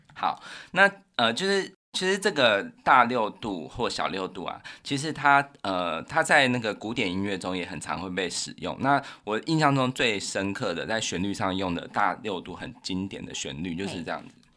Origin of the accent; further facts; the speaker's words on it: Taiwan; 我们台湾人就是在我们这个小时候会有的